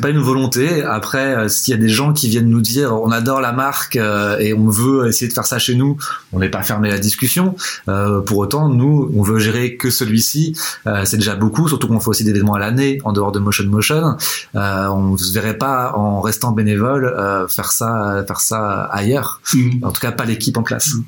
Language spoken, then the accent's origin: French; Nantes, Pays de la Loire, France; moi historiquement, je suis nantais